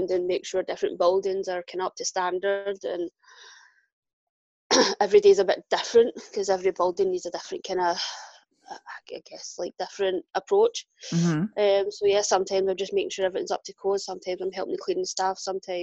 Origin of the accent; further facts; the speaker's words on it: Glasgow, Scotland, United Kingdom; accent: Glaswegian; Born and raised in Glasgow